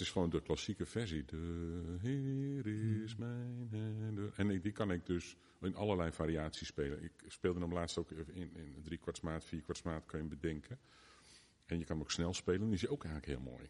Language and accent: Dutch; Driebergen, Utrecht, Netherlands; now in Gouda, Netherlands; de grootste tijd van mijn jeugd wel in Driebergen gewoond. Daar ben ik opgegroeid.